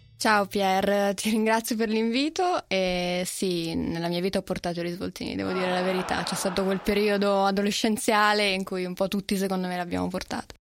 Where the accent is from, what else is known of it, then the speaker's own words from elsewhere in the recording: Genoa, Liguria, Italy; io sono genovese